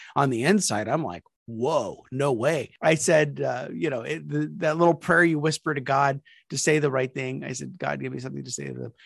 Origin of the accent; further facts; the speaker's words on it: Topeka, Kansas, United States; moved away; also born or lived in California / South Carolina; we moved back to my hometown of Topeka, Kansas, after being away for 38 years.